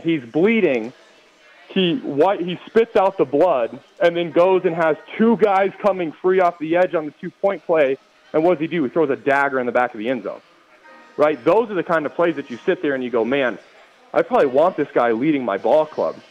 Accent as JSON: {"language": "English", "region": "Colorado", "country": "United States", "tie": "born or raised there", "said": "I grew up in Colorado by the time that I was going through high school"}